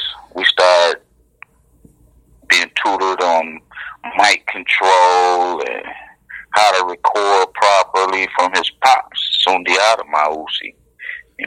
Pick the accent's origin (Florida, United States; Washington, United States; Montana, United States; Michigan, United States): Michigan, United States; Detroit; We grew up in Paul Robeson, Diggs, down there by the Brewster Projects.